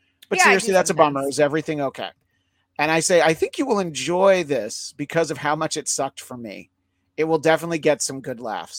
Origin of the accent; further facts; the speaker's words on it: Northeast, United States; Growing up in the Northeast, they have it pretty much locked down.